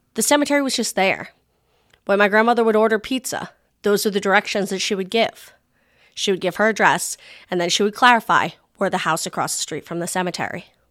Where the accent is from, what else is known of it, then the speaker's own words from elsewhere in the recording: Rhode Island, United States; The state I grew up in, Tiny Rhode Island